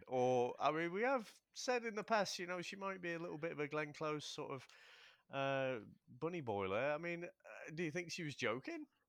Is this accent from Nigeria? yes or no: no; United Kingdom; we're British